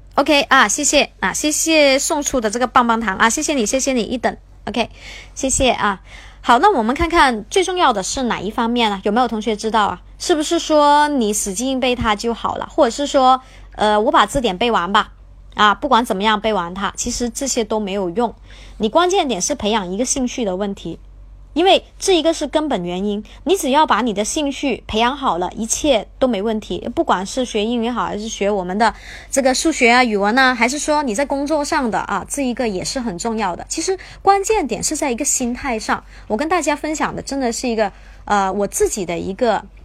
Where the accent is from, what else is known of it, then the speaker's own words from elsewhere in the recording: Guangzhou, Guangdong, China; 我是广州人，我是广州的